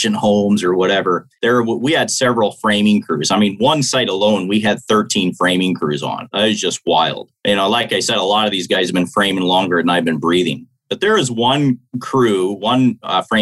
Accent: Michigan, United States; I'm a Michigander. That's my home state

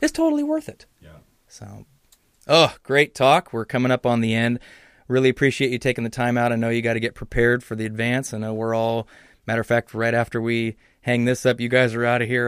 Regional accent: Southern California, United States; moved away; I grew up down in Southern California

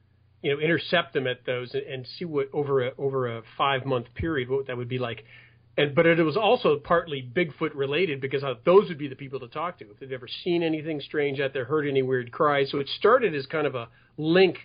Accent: Los Angeles, California, United States; I was raised in the San Fernando Valley. And I still live here now

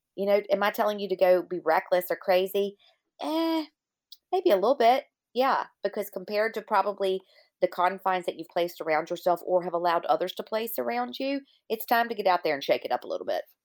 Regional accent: Virginia, United States; my hometown in Virginia

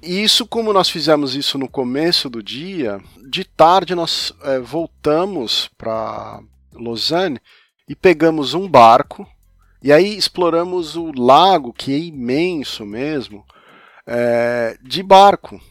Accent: São Paulo, Brazil; now in Europe; Eu também sou de São Paulo

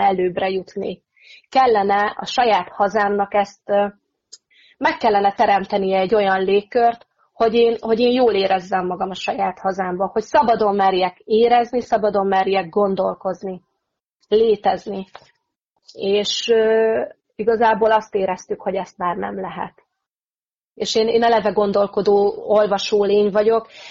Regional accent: Hungary; moved away as an adult; now in England, United Kingdom; én igazából még mindig egy kicsit magyar vagyok

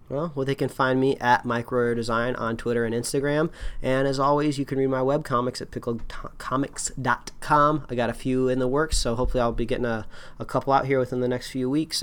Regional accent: Indiana, United States; I'm also from Indiana

